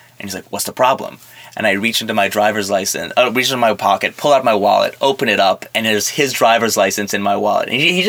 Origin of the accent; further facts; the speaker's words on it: New York, United States; born there; accent: a mix of French and New York; I was born in New York.